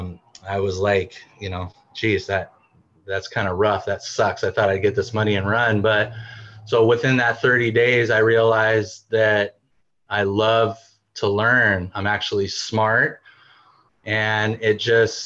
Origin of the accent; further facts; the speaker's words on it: Bay Area, California, United States; moved away as an adult; now in Washington, United States; I'm from California, Bay Area